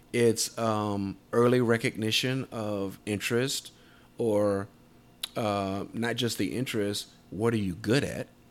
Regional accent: Tidewater area, Southeastern Virginia, United States; Southeastern Virginia, uh, Tidewater area where I'm from

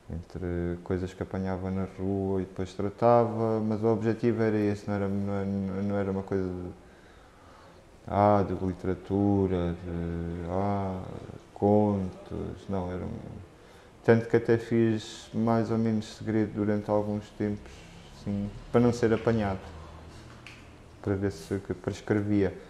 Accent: Luanda, Luanda Province, Angola; moved away as an adult; Eu vivia em Luanda, cresci em Luanda até aos 18 anos

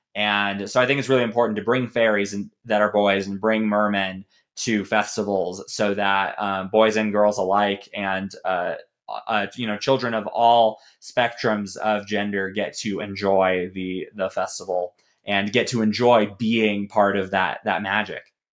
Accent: Colorado Springs, Colorado, United States; moved away as an adult; also born or lived in Denver, Colorado / Waco, Texas; now in Dallas, United States; I was born in Denver, and I grew up in Colorado Springs

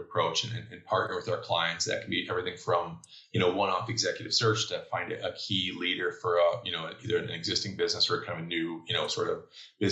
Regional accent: Chicago, Illinois, United States; I'm born and bred in Chicago, went to University of Illinois, or I guess Chicago suburbs

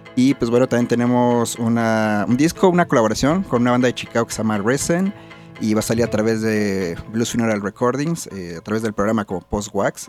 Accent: Mexico; Somos los únicos mexicanos, y latinos

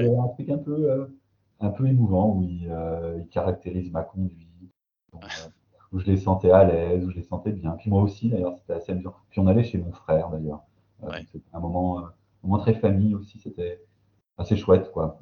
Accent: Belfort, Bourgogne-Franche-Comté, France; accent: Belfort accent; Belfort, ma ville natale

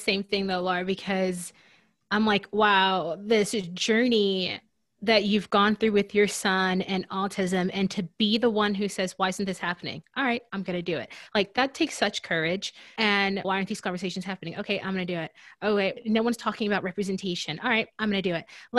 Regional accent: Deep South, United States; because I'm from the Deep South and those roots run deep.

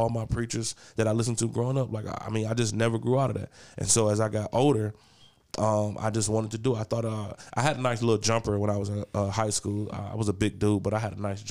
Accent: East Cleveland, Ohio, United States; I grew up in East Cleveland

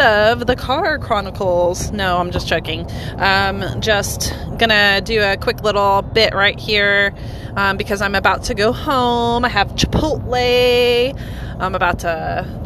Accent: United States; as an American citizen

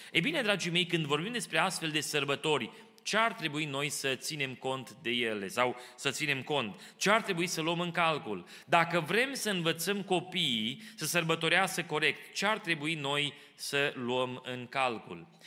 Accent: Romania; now in Kitchener, Canada; așa am crescut noi în România

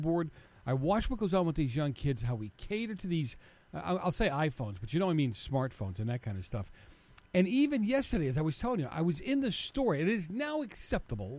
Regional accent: Boston, Massachusetts, United States; I'm from Boston.

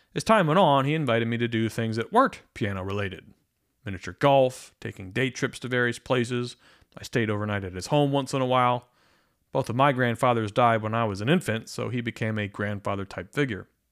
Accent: Pennsylvania, United States; I grew up in Pennsylvania

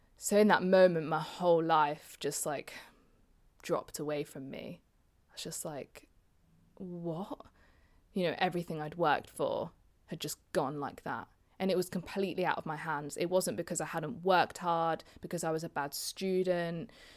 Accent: Leicester, East Midlands, United Kingdom; I was brought up in Leicester

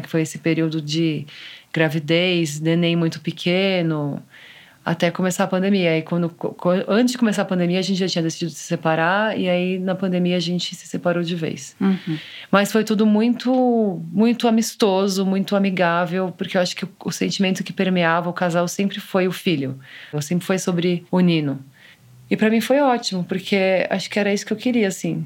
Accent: São Paulo, Brazil; Eu sou de São Paulo

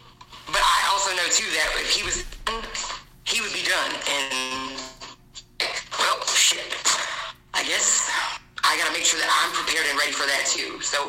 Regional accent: New Jersey, United States; now in North Carolina, United States; I'm in North Carolina now. I've lived here 32 years, I think, but I was from New Jersey.

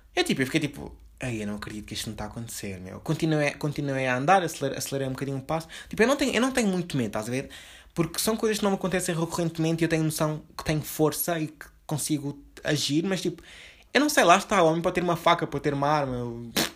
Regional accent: Lisbon, Portugal; eu também sou de Lisboa.

